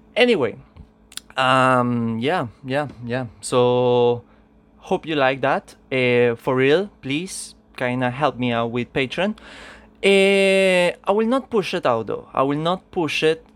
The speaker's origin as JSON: {"language": "English", "country": "Venezuela", "second_language": "English", "said": "I come from Venezuela"}